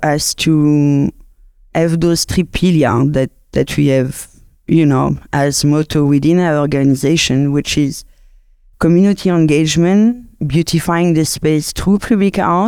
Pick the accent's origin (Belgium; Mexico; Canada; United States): Belgium; Brussels, Brussels-Capital Region; English is a second language; now in Cape Town, South Africa; As you can hear, I'm originally from Belgium, from the French side, from Brussels.